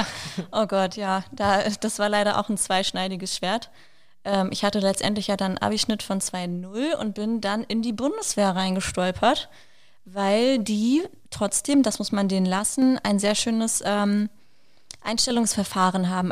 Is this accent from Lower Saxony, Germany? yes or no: yes; Wolfsburg, Lower Saxony, Germany; moved away as an adult; now in Berlin, Germany; ich komme ursprünglich aus Wolfsburg, genau wie Alina